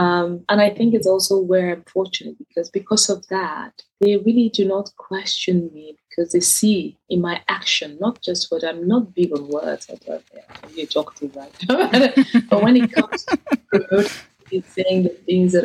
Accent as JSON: {"language": "English", "town": "Benin City", "region": "Edo", "country": "Nigeria", "tie": "born or raised there", "also_born_or_lived": "east of Nigeria", "moved": "as an adult", "lives_now": "United Kingdom", "said": "I'm from the east of Nigeria, where Igbos, even though I was born and raised in Benin, and I came to the UK for my university"}